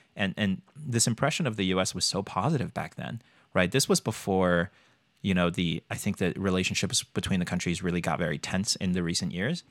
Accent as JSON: {"language": "English", "country": "China", "tie": "born or raised there", "moved": "as an adult", "lives_now": "United States", "said": "Born and raised in China, came here for college"}